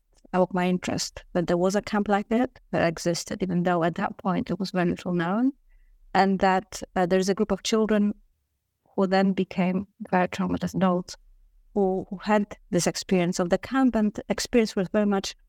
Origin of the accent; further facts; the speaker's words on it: Warsaw, Masovian Voivodeship, Poland; I am originally from Warsaw, Poland. So I grew up in a very complex city with a very difficult and complex history.